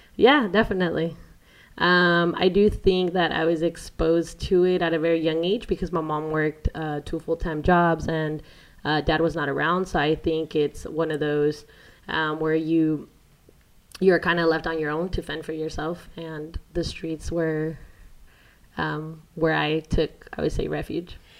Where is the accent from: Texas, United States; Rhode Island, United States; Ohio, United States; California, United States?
California, United States; San Diego; also born or lived in Mexico; I grew up in San Diego, California